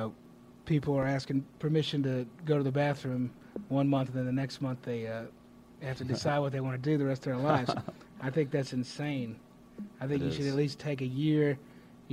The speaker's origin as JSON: {"language": "English", "town": "Greenville", "region": "South Carolina", "country": "United States", "tie": "born or raised there", "said": "my hometown, Greenville, South Carolina"}